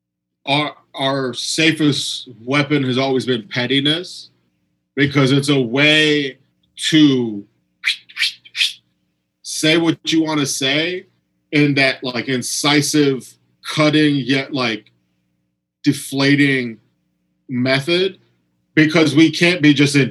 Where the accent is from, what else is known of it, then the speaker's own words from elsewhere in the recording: United States; I'm from America